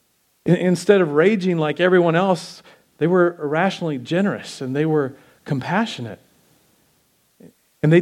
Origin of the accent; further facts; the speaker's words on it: United States; us as American Christians